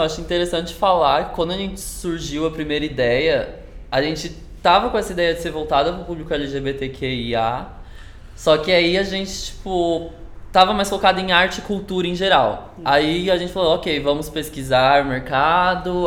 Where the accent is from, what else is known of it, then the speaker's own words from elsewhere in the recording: São Paulo, Brazil; sou paulista mesmo